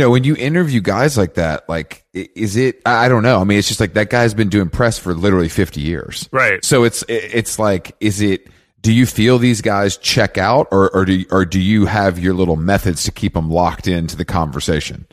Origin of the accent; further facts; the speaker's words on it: Atlanta, Georgia, United States; I'm from Atlanta